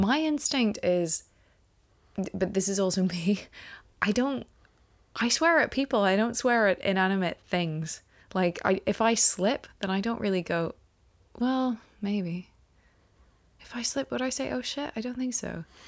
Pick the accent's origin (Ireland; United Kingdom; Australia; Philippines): Ireland; He brought Christianity to us pagans in Ireland